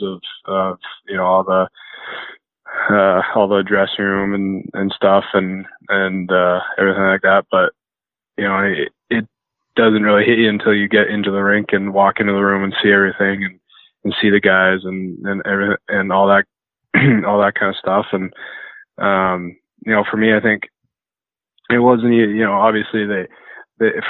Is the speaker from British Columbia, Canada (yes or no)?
yes; near Chilliwack, British Columbia, Canada; which is 20 minutes away from my hometown